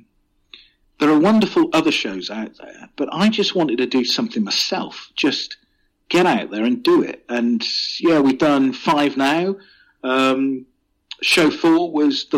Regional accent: near Glastonbury, South West England, United Kingdom; I grew up in Southwest England. So 10 miles from where I grew up is Glastonbury.

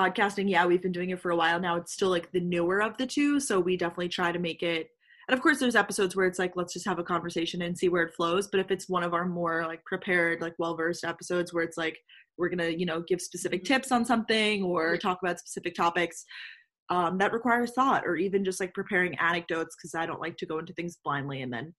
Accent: Long Island, New York, United States; I'm originally from Long Island, New York.

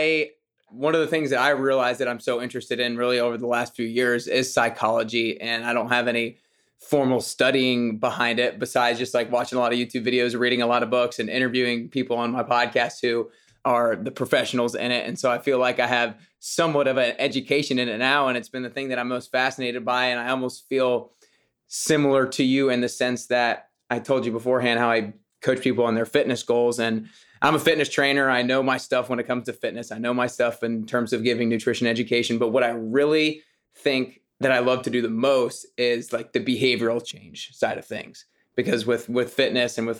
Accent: Atlanta, Georgia, United States; I'm from Atlanta. We played baseball there

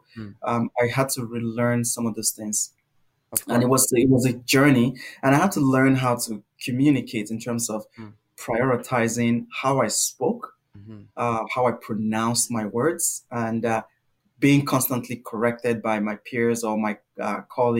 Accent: Nigeria; moved away as an adult; now in Canada; growing up in Nigeria, learning English in Nigeria

